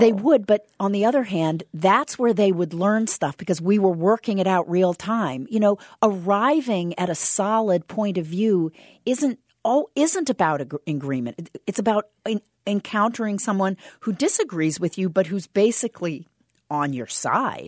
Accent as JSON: {"language": "English", "region": "Southern Indiana", "country": "United States", "moved": "yes", "said": "I'm from Southern Indiana"}